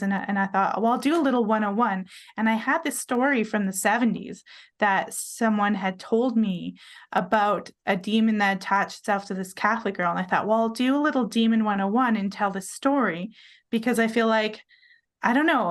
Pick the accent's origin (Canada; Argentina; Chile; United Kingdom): Canada; British Columbia; moved away as an adult; also born or lived in Vancouver Island, Canada; now in Utah, United States; I'm Canadian. I lived on Vancouver Island.